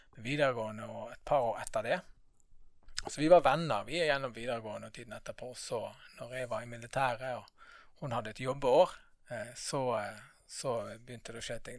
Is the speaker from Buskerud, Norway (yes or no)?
no; Bergen, Vestland, Norway; Født og oppvokst her i Bergen.